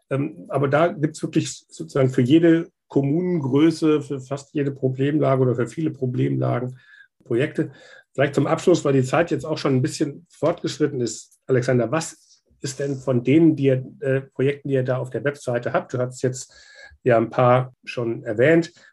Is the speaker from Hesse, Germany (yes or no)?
yes; Kassel, Hesse, Germany; also ich komme ursprünglich aus Kassel